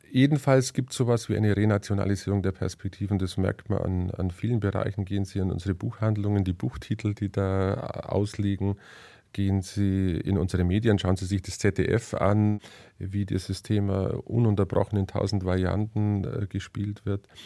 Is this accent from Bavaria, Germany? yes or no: yes; Bavaria, Germany; Ich als Allgäuer, ich bin so näher an der Grenze zu Österreich. Ich fühle mich mehr zu Österreich verbunden als zum Norddeutschen oder zum Ostdeutschen